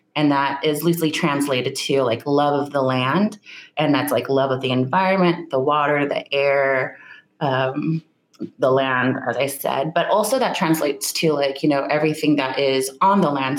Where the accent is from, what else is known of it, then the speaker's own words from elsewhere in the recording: Sacramento, California, United States; I was born and raised in Nisenan territory, which is known today um, in pop culture as Sacramento, California. So that's where I grew up